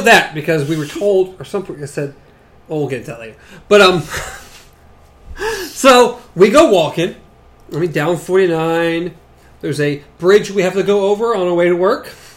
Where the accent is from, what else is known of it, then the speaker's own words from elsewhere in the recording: the South, United States; accent: southern; the southern accent